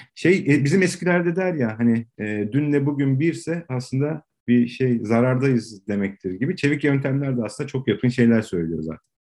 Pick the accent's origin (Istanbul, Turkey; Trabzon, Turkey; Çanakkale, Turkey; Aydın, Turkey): Istanbul, Turkey; 77 doğumluyum, Tarabyalıyım